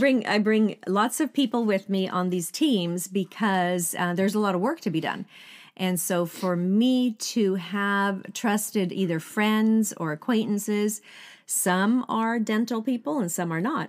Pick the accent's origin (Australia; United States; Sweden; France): Sweden; moved away as an adult; I still went back to Sweden 'cause that's where I'm born and raised in Sweden.